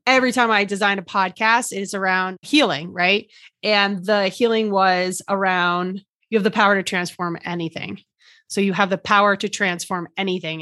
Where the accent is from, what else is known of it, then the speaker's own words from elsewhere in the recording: New Jersey, United States; I'm from New Jersey.